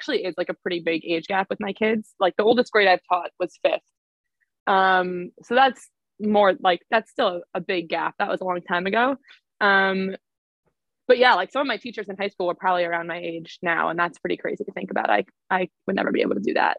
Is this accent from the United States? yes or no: yes; Teaneck, New Jersey, United States; moved away as an adult; also born or lived in West Side (Manhattan), New York; now in New York City, United States; I'm from Teaneck, grew up in Teaneck, just moved to the West Side about a year ago